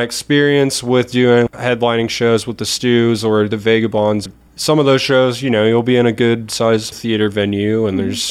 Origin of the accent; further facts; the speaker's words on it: Athens, Georgia, United States; also born or lived in Snellville, Georgia; got to shoot for a big band at a sold-out show in my hometown